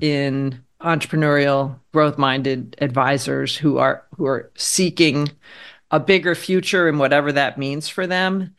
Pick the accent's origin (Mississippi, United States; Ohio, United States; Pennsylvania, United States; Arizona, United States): Pennsylvania, United States; Harrisburg; moved away as an adult; also born or lived in Philadelphia / New York City; I grew up in Pennsylvania.